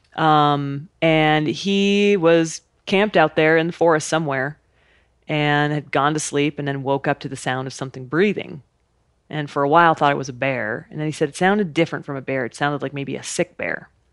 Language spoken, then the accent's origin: English; Idaho, United States; I grew up in Idaho camping and hiking and being outside